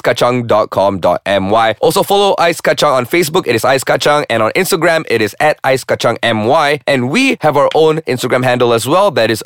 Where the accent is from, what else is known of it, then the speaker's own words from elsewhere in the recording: Malaysia; now in Kuala Lumpur, Malaysia; as a Malaysian